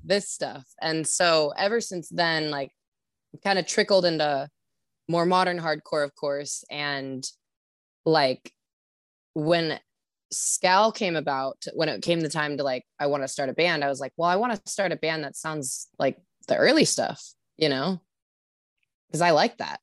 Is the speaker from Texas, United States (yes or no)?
no; Sacramento, California, United States; moved away as an adult; now in Santa Cruz, United States; I'm from Sacramento.